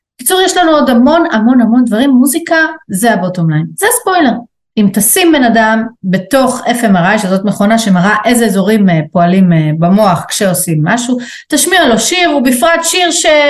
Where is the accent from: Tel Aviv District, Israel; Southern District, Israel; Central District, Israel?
Tel Aviv District, Israel; Tel Aviv; כתל אביבית שגדלה על בטון